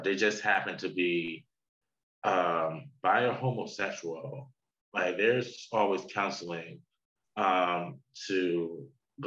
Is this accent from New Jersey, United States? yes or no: yes; New Jersey, United States; old friend that I grew up with in New Jersey